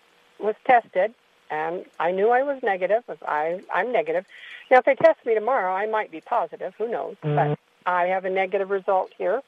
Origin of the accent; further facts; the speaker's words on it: Kalispell, Montana, United States; I'm actually from Kalispell, Montana